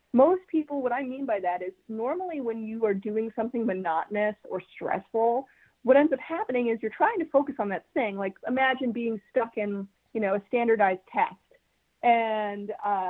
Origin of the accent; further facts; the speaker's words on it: New York, United States; being the New Yorker and the skeptic that I am